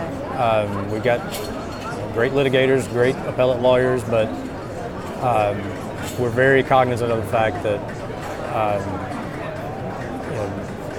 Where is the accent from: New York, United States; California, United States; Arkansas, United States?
Arkansas, United States; Northeast; I'm originally from Northeast Arkansas and grew up kind of in the country